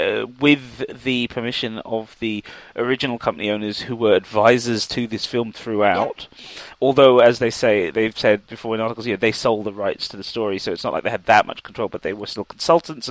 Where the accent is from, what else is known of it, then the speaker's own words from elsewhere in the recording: England, United Kingdom; growing up in England